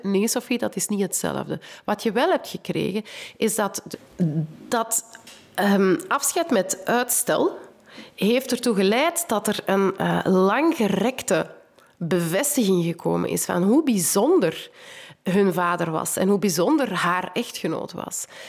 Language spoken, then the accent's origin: Dutch; Kempen, Flanders, Belgium; ik kom ook uit de Kempen.